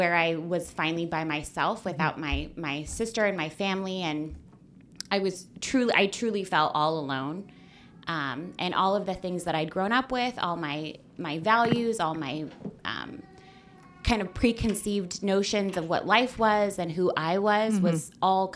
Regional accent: Camano Island, Washington, United States; moved away as an adult; now in Portland, United States; I grew up on Camino Island, which is about 5 hours north on the five

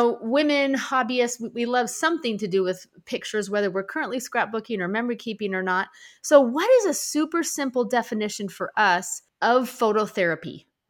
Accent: Seattle, Washington, United States; I grew up in Seattle, so that's the secret.

